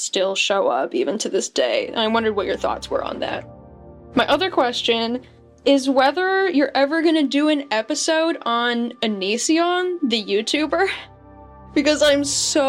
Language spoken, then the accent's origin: English; Idaho, United States; I'm from Idaho